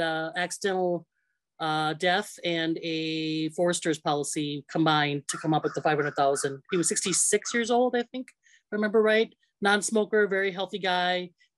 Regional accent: Green Bay, Wisconsin, United States; now in Rockford, United States; you're doing my name fine. I'm originally from Green Bay, Wisconsin. I now reside in Rockford, Illinois. It's about an hour and 15 from west of Chicago. So I'm just on the northern border of Illinois, close to Wisconsin yet.

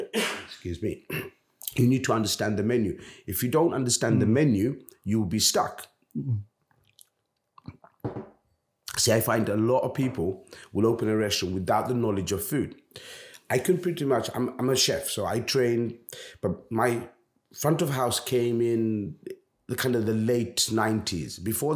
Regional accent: Bangladesh; I'm a Bangladeshi. I'm not an Indian restaurant. I am actually a Bangladeshi restaurant.

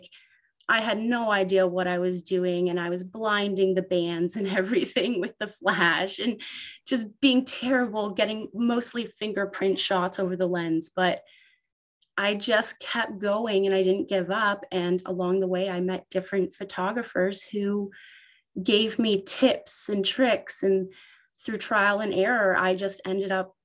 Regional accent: Ontario, Canada; I am from Ontario, Canada

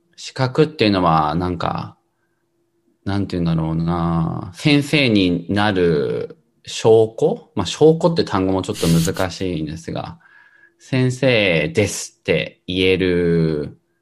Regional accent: Tokyo, Japan; moved away as an adult; now in San Francisco, United States; 出身は東京です。僕は東京で生まれて、赤ちゃんの時から生まれて育ちました

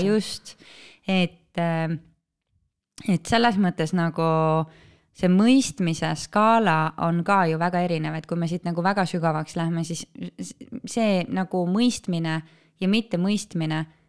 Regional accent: Estonia; kõik me oleme eestlased

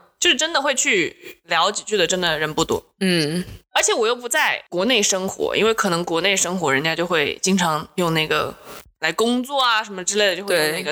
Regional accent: Taiwan; 我来自台湾

